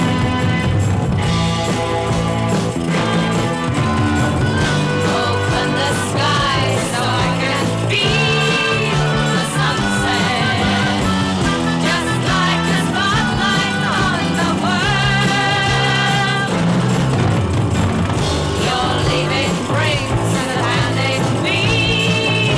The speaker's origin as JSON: {"language": "English", "country": "Australia", "said": "Being Australian"}